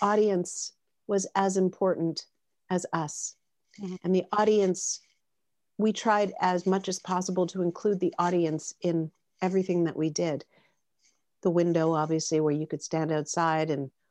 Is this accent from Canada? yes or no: yes; Canada; we're Canadian